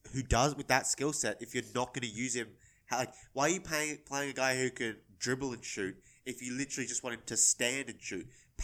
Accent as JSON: {"language": "English", "country": "Australia", "said": "being Australian"}